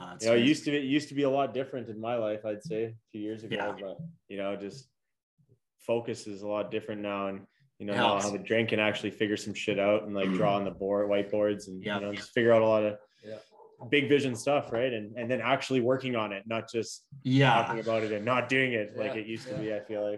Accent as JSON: {"language": "English", "town": "Foam Lake", "region": "Saskatchewan", "country": "Canada", "tie": "born or raised there", "also_born_or_lived": "Wyoming", "said": "Yeah, it was about 900 people. And yeah. I grew up 10 miles from the 900 people."}